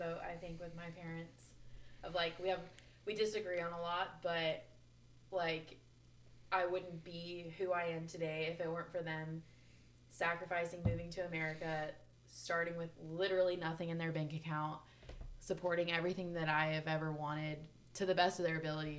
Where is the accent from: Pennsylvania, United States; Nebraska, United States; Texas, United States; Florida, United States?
Texas, United States; Dallas; also born or lived in Durban, South Africa; now in Austin, United States; Well, yes, I'm from Durban originally. Moved here when I was like 2. Moved to Dallas when I was 2. And then I moved to Austin like 2 years ago.